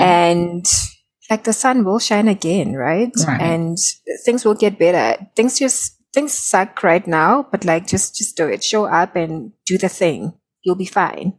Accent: South Africa; I'm from South Africa

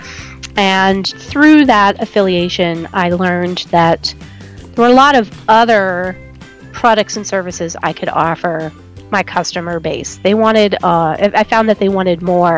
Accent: New England, United States; moved away; I grew up in New England, in the New England area in the United States.

